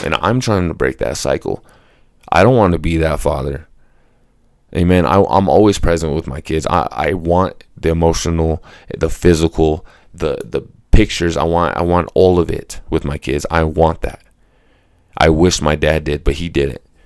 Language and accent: English; Colorado, United States; I was born and raised here in Colorado.